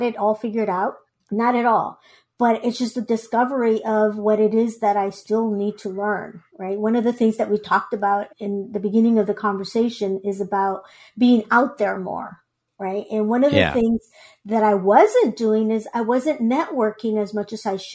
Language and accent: English; Guatemala; English is a second language; now in United States; I was born in Guatemala